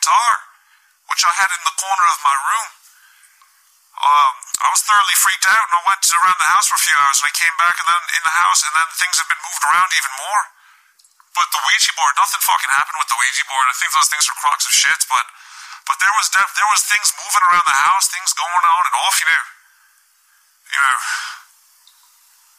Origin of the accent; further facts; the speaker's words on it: United Kingdom; I come from United Kingdom